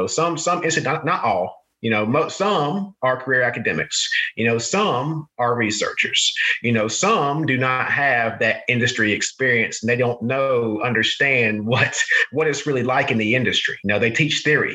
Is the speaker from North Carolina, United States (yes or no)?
yes; North Carolina, United States; I'm a country boy from the sticks in North Carolina, right? You know, yes, my father was a plant manager in North Carolina, so I kind of grew up, you know, on the manufacturing floor